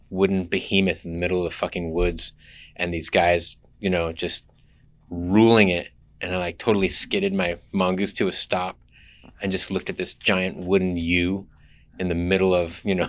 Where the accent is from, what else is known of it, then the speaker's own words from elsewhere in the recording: San Jose, California, United States; also born or lived in Mountain View / Tahoe City, California / San Francisco; now in Oakland, United States; I was born in Mountain View, but raised in the South Bay, Campbell, San Jose, Los Gatos, Saratoga, kind of all over.